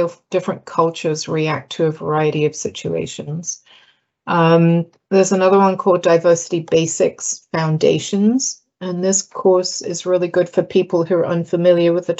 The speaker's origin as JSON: {"language": "English", "country": "United Kingdom", "moved": "as an adult", "lives_now": "United States", "said": "I'm British"}